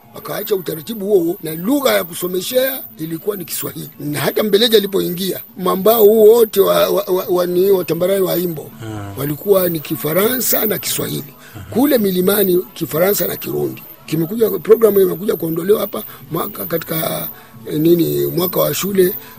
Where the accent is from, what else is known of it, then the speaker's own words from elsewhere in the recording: Burundi; Sisi ni Warundi kitaifa